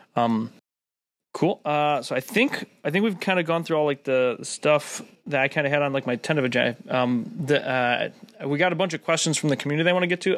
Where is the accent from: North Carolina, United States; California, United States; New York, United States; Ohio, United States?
Ohio, United States; Cleveland; moved away as an adult; now in Oklahoma, United States; I'm from Cleveland, so it's like first 24 years of my life